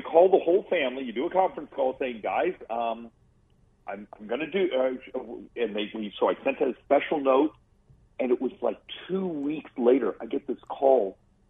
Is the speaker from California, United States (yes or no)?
no; Arizona, United States; I got adopted by a great family. I grew up in Arizona.